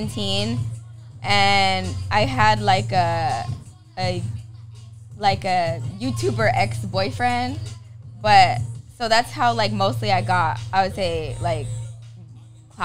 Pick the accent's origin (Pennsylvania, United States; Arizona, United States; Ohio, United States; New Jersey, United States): Arizona, United States; Phoenix; I'm from Phoenix.